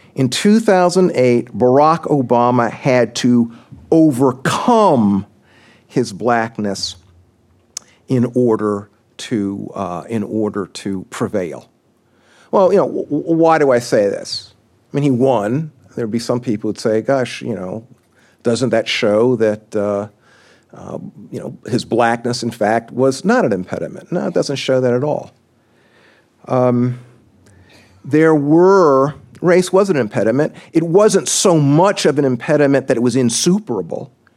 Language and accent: English; South Carolina, United States; moved away; my home state, I'm a South Carolinian